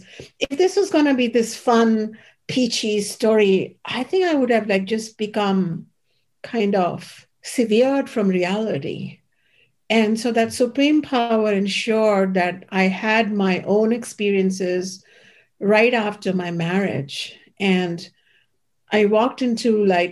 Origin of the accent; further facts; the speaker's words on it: Ayodhya, Uttar Pradesh, India; my hometown, the holy city of Ayodhya